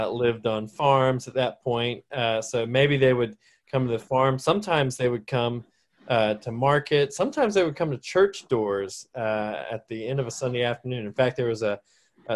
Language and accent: English; Salisbury, North Carolina, United States; moved away as an adult; also born or lived in Charleston, South Carolina / Texas; I'm from Salisbury, North Carolina, was where I was reared.